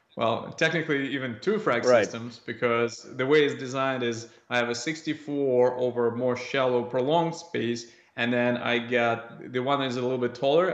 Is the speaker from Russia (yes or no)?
yes; Russia; moved away as an adult; now in Canada; at five or six years old, uh, growing up in Russia